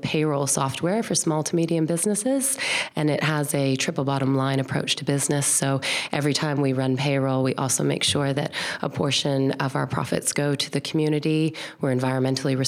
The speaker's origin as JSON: {"language": "English", "town": "Toronto", "region": "Ontario", "country": "Canada", "tie": "born or raised there", "moved": "as an adult", "lives_now": "New Zealand", "said": "I grew up, my parents, in Toronto."}